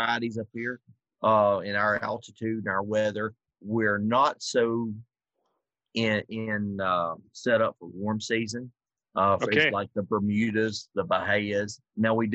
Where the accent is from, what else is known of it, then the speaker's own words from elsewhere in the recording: South Georgia, United States; now in Minnesota, United States; I'm from South Georgia, in March we're planting.